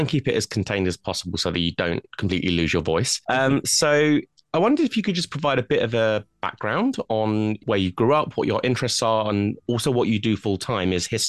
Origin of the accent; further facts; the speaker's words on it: London-Surrey border, United Kingdom; I also grew up in quite a historic part of the UK. I grew up on the London-Surrey border, and the house I lived in as a child basically overlooked Nonsuch Park